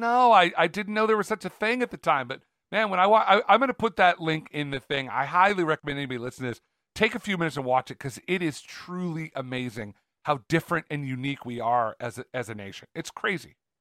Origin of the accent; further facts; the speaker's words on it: Cloverdale, California, United States; my hometown of Cloverdale, California